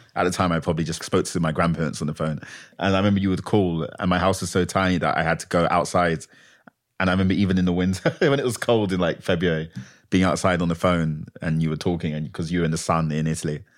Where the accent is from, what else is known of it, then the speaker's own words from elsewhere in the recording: London, United Kingdom; also born or lived in Manchester; I'm from London